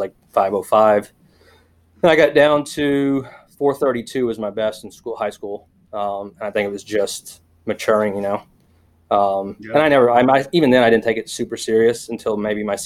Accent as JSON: {"language": "English", "region": "Oklahoma", "country": "United States", "tie": "born or raised there", "said": "I grew up in Oklahoma, country kid or whatever, in a small town, 300 people"}